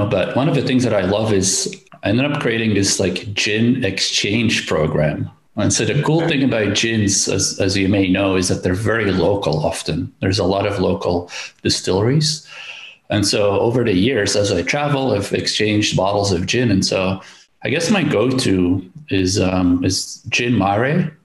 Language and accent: English; Belgium; born and raised in Belgium.